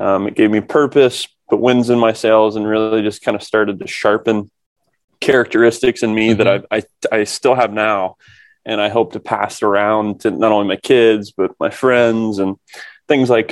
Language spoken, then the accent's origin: English; Kokomo, Indiana, United States; I grew up here in Kokomo, Indiana, not the island, the cornfields.